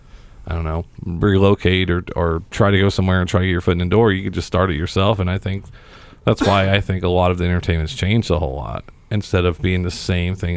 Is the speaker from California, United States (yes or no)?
no; Seymour, Indiana, United States; I grew up in Seymour, hour south here, small in on a country. On a farm a little bit